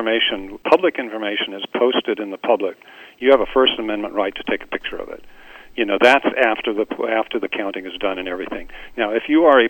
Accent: United States; I'm an American, and as an American

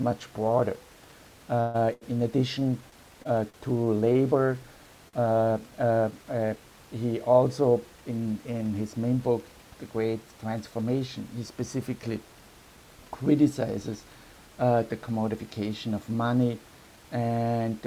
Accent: Vienna, Austria; I'm from Vienna city in Europe with this long tradition of public housing

